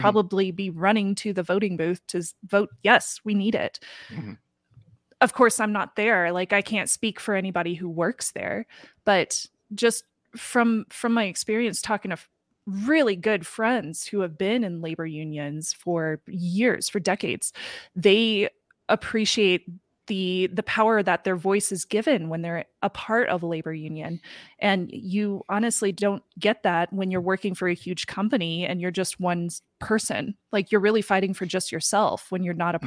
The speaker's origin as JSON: {"language": "English", "region": "Midwest", "country": "United States", "tie": "born or raised there", "said": "Growing up in the Midwest"}